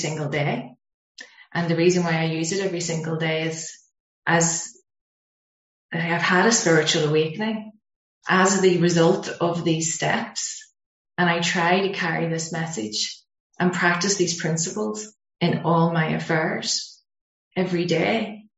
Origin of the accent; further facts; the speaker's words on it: Belfast, Northern Ireland, United Kingdom; being Irish